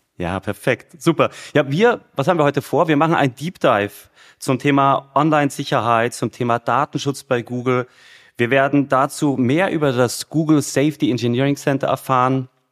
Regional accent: Munich, Bavaria, Germany; ich bin ja ein Münchner, ja. Also in München geboren, wohne immer

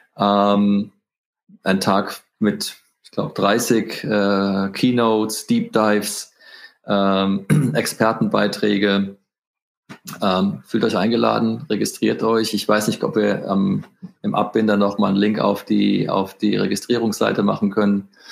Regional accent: Frankfurt, Hesse, Germany; also born or lived in Northern Spain; ich bin ja ein Frankfurter Bub

